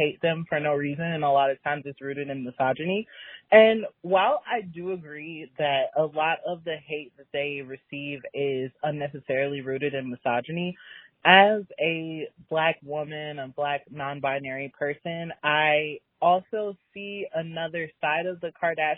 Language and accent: English; Chicago, Illinois, United States; I am broken from Chicago